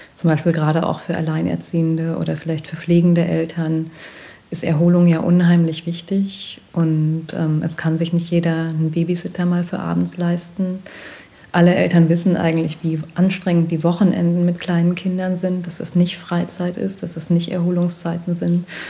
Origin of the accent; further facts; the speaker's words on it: North Rhine-Westphalia, Germany; ich bin in NRW groß geworden, also in, im Westdeutschland der 80er Jahre